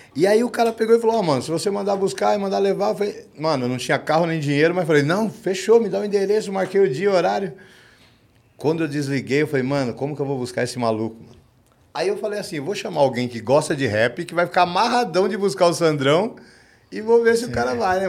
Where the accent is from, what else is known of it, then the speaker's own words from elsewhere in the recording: São Paulo, Brazil; eu sou aqui da ZL